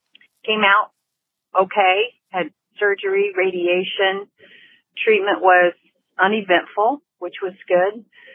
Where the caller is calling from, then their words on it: Indianapolis, Indiana, United States; I'm from Indianapolis